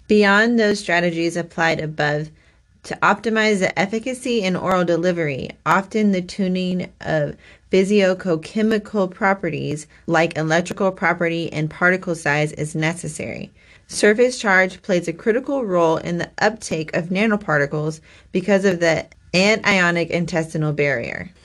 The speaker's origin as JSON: {"language": "English", "region": "Kansas", "country": "United States", "said": "we are from Kansas"}